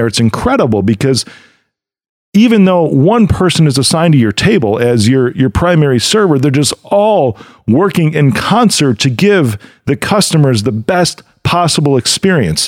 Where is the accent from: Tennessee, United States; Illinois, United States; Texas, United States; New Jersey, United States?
Illinois, United States; Chicago; my hometown of Chicago